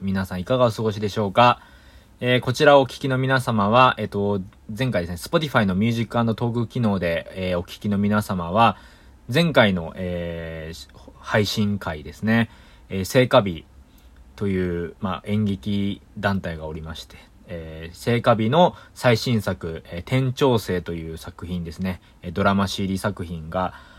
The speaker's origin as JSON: {"language": "Japanese", "town": "Yokohama", "region": "Kanagawa", "country": "Japan", "tie": "born or raised there", "said": "僕の実家はね、横浜なの"}